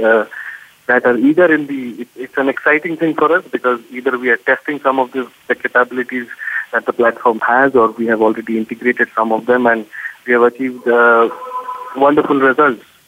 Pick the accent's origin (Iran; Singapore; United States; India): India; also born or lived in Bangalore; here in India